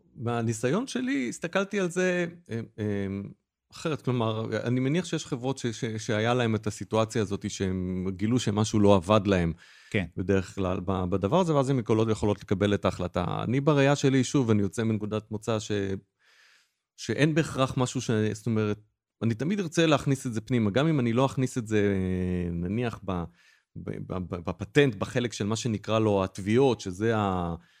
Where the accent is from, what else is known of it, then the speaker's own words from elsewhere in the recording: Israel; כי גם אנחנו ישראלים